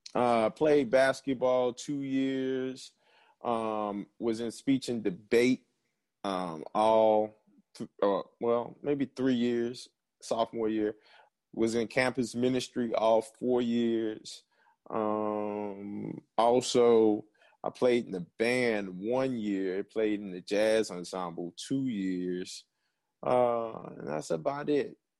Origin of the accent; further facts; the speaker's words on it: New Orleans, Louisiana, United States; moved away; I am from New Orleans, Louisiana, the Seven Ward of New Orleans, um, went to St. Augustine High School